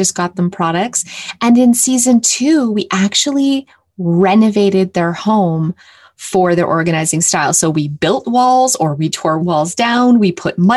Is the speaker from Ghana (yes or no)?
no; Canada; I'm from Canada